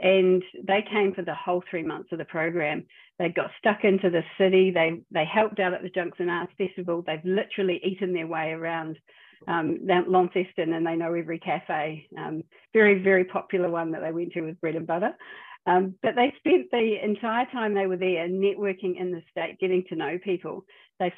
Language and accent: English; New Zealand; now in Australia; I'm a New Zealander